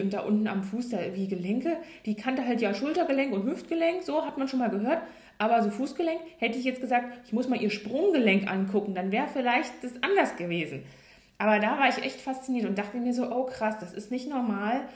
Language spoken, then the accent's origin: German; Hanover, Lower Saxony, Germany; ich komme ja aus Norddeutschland, ganz, oder was heißt Norddeutschland, also Hannover, also eher oben im Norden